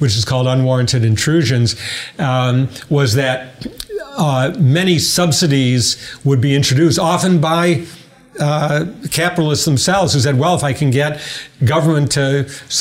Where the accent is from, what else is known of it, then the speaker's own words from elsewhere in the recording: Detroit, Michigan, United States; I grew up in Detroit, so I was very conscious and actually went to a high school named after Henry Ford.